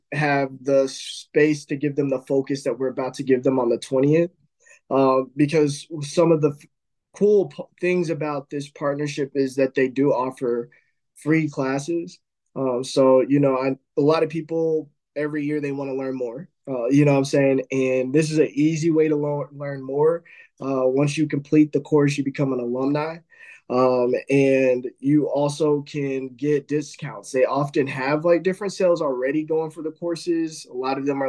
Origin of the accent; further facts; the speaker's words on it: Midwest, United States; I grew up in the Midwest.